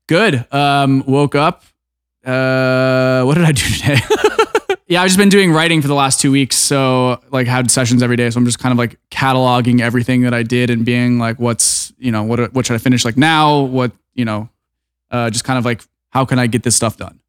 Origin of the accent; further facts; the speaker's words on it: Orlando, Florida, United States; moved away; I grew up in Orlando